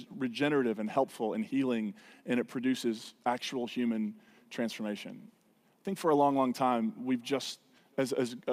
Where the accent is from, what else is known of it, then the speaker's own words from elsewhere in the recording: United States; stubborn Americans